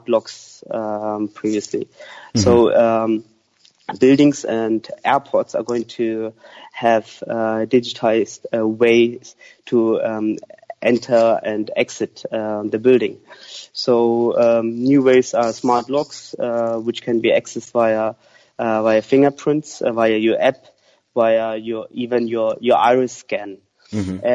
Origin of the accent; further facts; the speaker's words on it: Germany; now in London, United Kingdom; I grew up in Germany